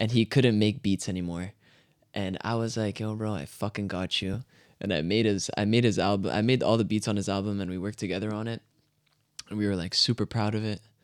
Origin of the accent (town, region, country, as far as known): Canada; born or raised there; also born or lived in France